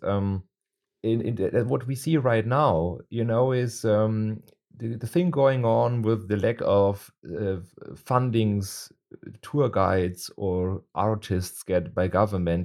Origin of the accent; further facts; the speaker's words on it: Munich, Bavaria, Germany; I am born in Munich and I am Bavarian